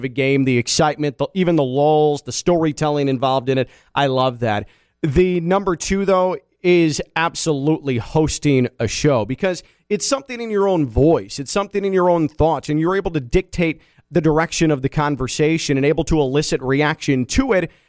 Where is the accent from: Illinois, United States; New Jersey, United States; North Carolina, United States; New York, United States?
Illinois, United States; Chicago; moved away as an adult; also born or lived in Valparaiso, Indiana; now in West Palm Beach, United States; Grew up in the western suburbs of Chicago